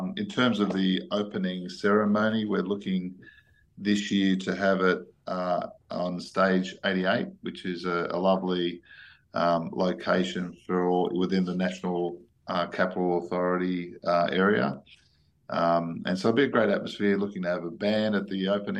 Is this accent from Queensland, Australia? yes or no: no; Sydney, New South Wales, Australia; now in Canberra, Australia; I'm originally from Sydney, and I've lived here for the last 23 years